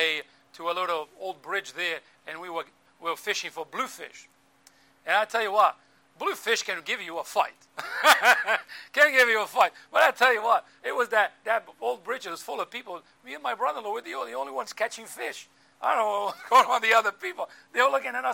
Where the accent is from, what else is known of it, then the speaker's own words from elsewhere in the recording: Azores Islands, Portugal; moved away; growing up in the Azores Islands